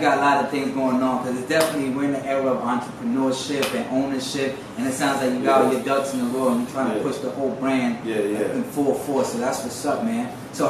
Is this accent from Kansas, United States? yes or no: no; New York City, New York, United States; I'm from 161st and Morris.